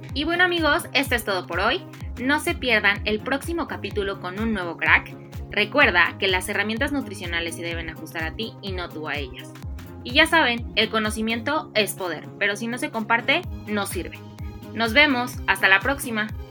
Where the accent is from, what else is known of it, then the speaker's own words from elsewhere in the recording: Mexico; nos identifica como mexicanos